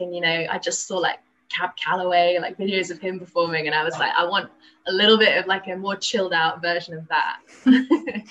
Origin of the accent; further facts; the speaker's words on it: London, United Kingdom; I'm from London